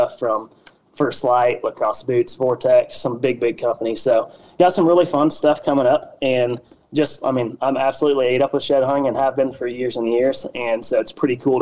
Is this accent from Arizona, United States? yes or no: no; Wabash, Indiana, United States; also born or lived in North Carolina / South Carolina; I had worked for a small factory here in Wabash, Indiana, which is my hometown